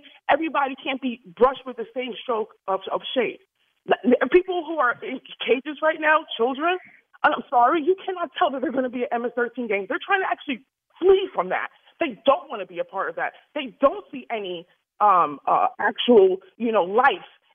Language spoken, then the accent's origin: English; New York City, New York, United States; now in Delray Beach, United States; I'm originally from the Bronx